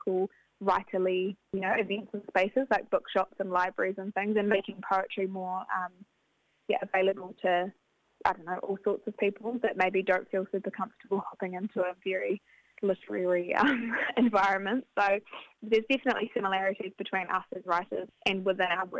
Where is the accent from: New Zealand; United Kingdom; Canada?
New Zealand; Christchurch, Canterbury; I'm a writer and I'm from Ototahi